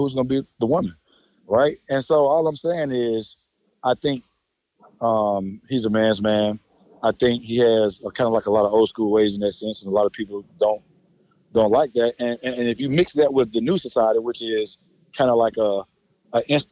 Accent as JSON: {"language": "English", "town": "Atlanta", "region": "Georgia", "country": "United States"}